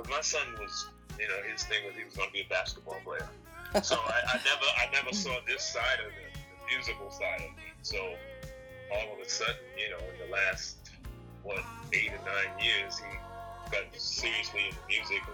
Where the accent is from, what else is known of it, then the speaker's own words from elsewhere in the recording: Providence, Rhode Island, United States; my hometown of Providence, Rhode Island